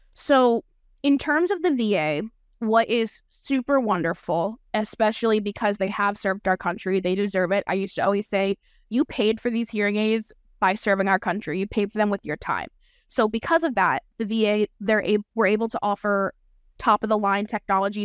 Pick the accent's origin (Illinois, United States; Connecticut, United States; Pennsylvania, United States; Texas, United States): Pennsylvania, United States; Allentown; also born or lived in Florida; my hometown V A in Allentown